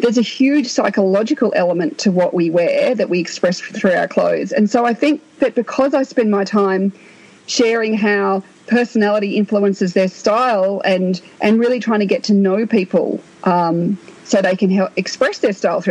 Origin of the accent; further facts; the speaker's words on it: Australia; I'm Australian